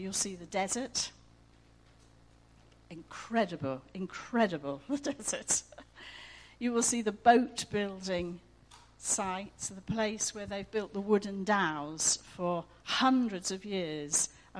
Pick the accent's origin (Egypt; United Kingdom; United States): Egypt; born there; also born or lived in Iran; I was born in Egypt and I was born again. I became a Christian living in Iran.